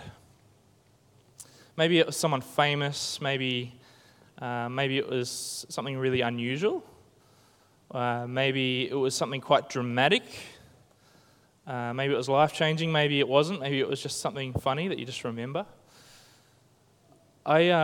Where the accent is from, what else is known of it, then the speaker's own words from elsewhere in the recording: Tasmania, Australia; the five of us Tasmanian teenagers